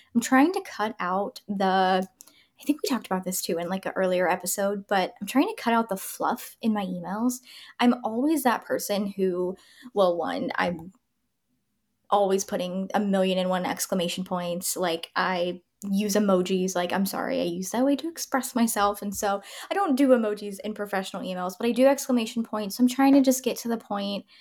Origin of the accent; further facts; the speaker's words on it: Tampa, Florida, United States; moved away; I'm from Tampa